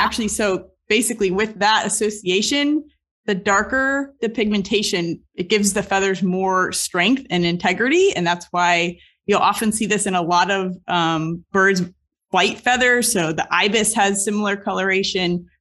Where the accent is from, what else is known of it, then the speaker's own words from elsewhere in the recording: Southeast Florida, United States; Growing up in Southeast Florida